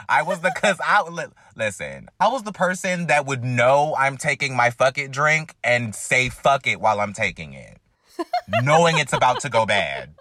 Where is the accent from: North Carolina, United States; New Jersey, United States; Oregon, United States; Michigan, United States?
North Carolina, United States; moved away as an adult; now in Alabama, United States; I'm from North Carolina.